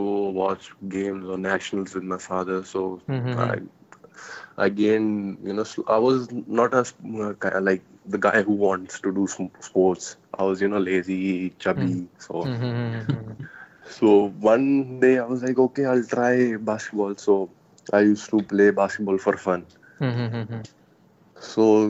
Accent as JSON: {"language": "English", "town": "Mohali", "region": "Punjab", "country": "India", "tie": "born or raised there", "also_born_or_lived": "Jalandhar, Punjab"}